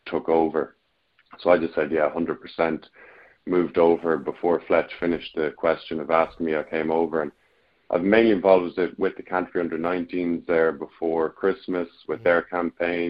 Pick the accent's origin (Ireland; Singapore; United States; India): Ireland; I'm Irish